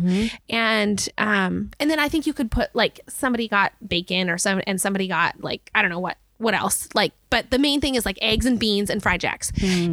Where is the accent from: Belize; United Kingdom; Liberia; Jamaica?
Belize; moved away; the home I grew up in in Belize